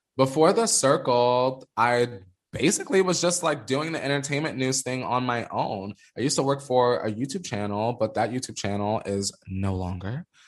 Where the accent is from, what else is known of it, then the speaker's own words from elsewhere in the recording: the Poconos, Pennsylvania, United States; also born or lived in New York; now in Los Angeles, United States; I'm from New York, but I grew up in the Poconos where it's a suburb and it's quiet as fuck